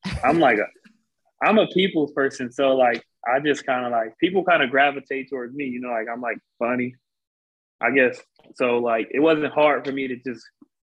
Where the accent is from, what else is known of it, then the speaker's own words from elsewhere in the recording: San Bernardino, California, United States; moved away as an adult; also born or lived in Rialto, California; I'm from San Bernardino, California. I went to high school in Rialto, California.